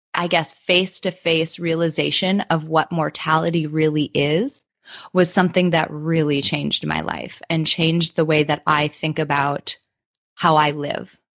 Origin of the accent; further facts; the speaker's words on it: Midwest, United States; I grew up in the Midwest in the United States